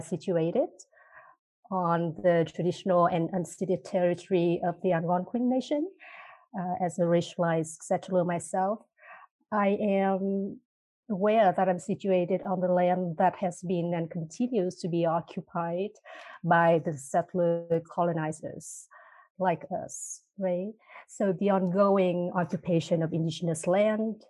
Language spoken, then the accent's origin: English; Hue, Thua Thien Hue, Vietnam; now in Canada; I come from a place from the Global South. It's called Hue City.